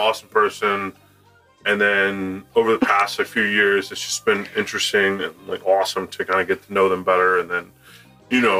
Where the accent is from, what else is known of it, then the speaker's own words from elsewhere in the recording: Owings Mills, Maryland, United States; also born or lived in Reisterstown, Maryland / Catonsville, Maryland; I originally grew up in Owings Mills, then moved to Reisterstown